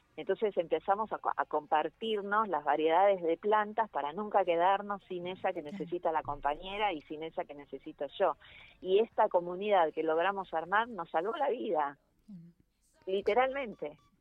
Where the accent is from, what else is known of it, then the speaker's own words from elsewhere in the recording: Buenos Aires, Argentina; yo vivo... yo vivo, soy porteña